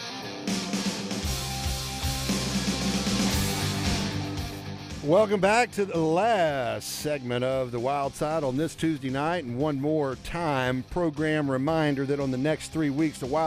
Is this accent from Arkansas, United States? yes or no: yes; Pine Bluff, Arkansas, United States; a guy that I grew up with in Pine Bluff